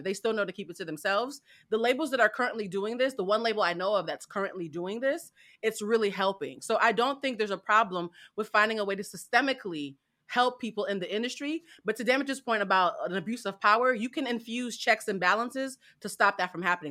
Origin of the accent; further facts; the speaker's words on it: Haiti; my people